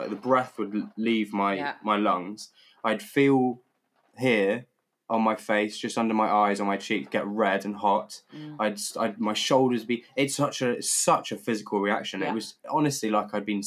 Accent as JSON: {"language": "English", "country": "United Kingdom", "said": "as a Brit"}